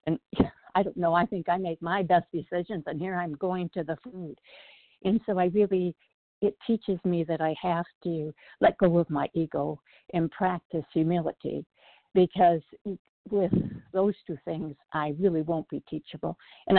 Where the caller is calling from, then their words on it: South Bend, Indiana, United States; from South Bend, Indiana, and I could relate to this so totally.